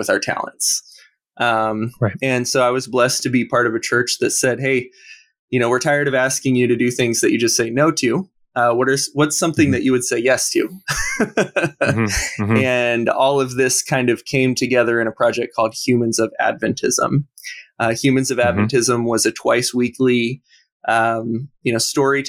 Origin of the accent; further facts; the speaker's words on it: Portland, Oregon, United States; I'm from the Portland, Oregon area